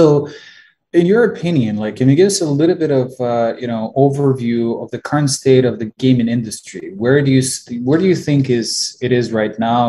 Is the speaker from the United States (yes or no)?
no; Ukraine; moved away; I'm originally from Ukraine